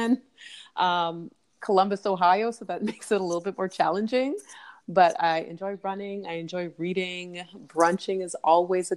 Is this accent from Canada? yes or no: yes; Toronto, Ontario, Canada; I grew up in Canada, Toronto, Canada